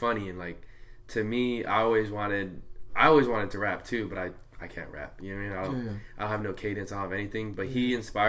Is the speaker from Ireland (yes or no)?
no; Santa Ana / Orange, California, United States; also born or lived in Santa Ana, California; I moved from Santa Ana in middle school to the city of Orange, into like more of a suburb area.